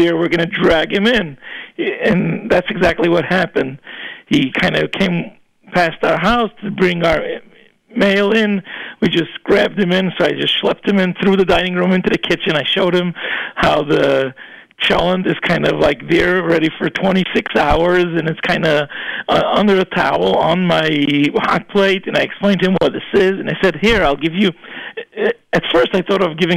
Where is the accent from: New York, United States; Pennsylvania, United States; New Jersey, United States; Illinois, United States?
New York, United States; New York City; I grew up in Borough Park and we were the only Jews on the block where we lived